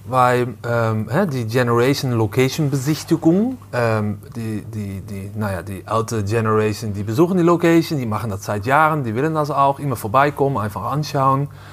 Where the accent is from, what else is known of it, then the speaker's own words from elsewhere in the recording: Amsterdam, North Holland, Netherlands; German is a second language; moved away; ich komme ursprünglich aus, äh, aus Amsterdam